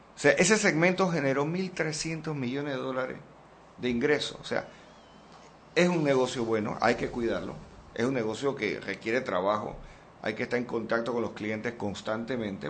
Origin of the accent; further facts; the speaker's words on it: Panama; debemos sentirnos extraordinariamente orgullosos como panameños